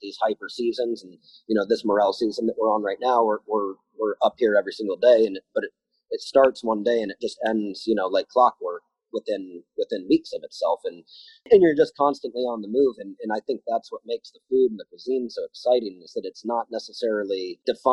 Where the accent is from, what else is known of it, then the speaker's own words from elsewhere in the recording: Tempe, Arizona, United States; moved away as an adult; also born or lived in Chicago; I was born and raised in Tempe